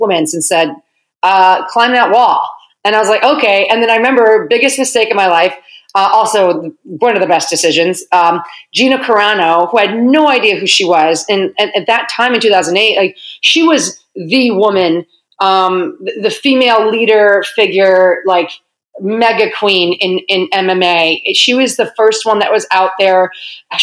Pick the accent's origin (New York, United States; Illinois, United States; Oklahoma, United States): Illinois, United States; Lisle; also born or lived in Chicago; from Lyle.